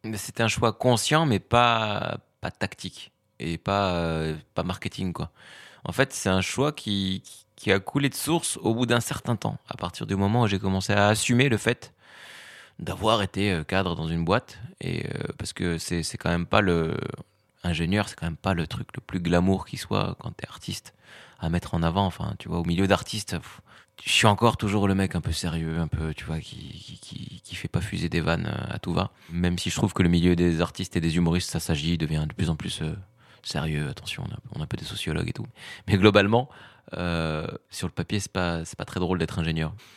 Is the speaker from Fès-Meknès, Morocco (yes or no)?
yes; Fez, Fès-Meknès, Morocco; now in Paris, France; j'ai grandi au Maroc